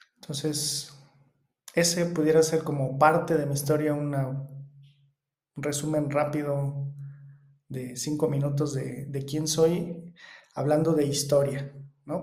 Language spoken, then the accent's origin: Spanish; Mexico; vivo en México, soy mexicano.